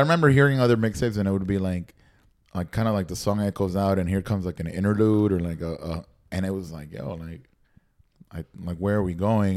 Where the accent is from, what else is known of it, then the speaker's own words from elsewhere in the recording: Nicaragua; moved away; growing up in Nicaragua and like watching MTV and watching everything